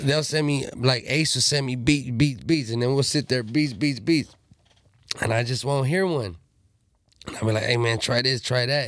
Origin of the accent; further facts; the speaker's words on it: Pomona, California, United States; I'm a Southsider from Pomona